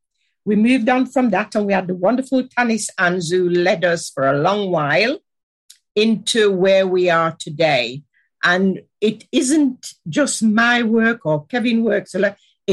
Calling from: Nottingham, East Midlands, United Kingdom; I'm joining you from Nottingham, which is, like you say, a leafy autumn day outside.

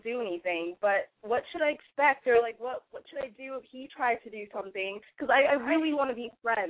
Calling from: San Francisco, California, United States; Yeah, I'm in San Francisco.

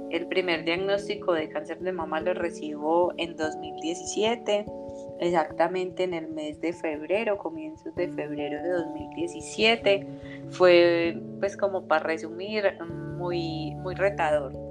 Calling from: Colombia; Yo feliz de estar aquí, súper bien. lo salí desde Colombia.

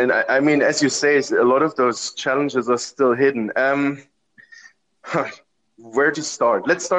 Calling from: Amsterdam, North Holland, Netherlands; I'm calling in from Amsterdam

